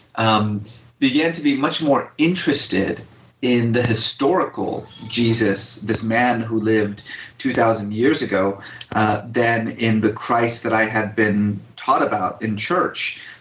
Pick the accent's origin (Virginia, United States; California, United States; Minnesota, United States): California, United States; Bay Area; also born or lived in Iran; I grew up mostly in the Bay Area